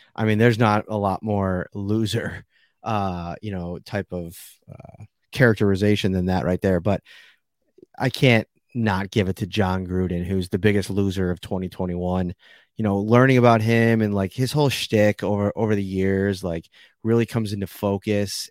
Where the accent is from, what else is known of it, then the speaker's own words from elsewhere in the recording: Buffalo, New York, United States; I grew up in Buffalo. I'm Buffalo through and through.